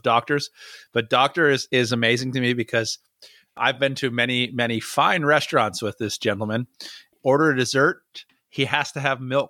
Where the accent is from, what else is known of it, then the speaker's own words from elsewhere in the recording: United States; also born or lived in Southern California; I'm American.